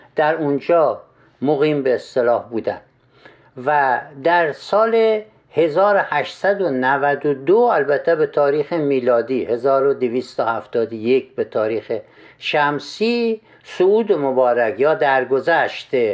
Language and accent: Persian; Khorasan, Iran; در ولایت ما خراسان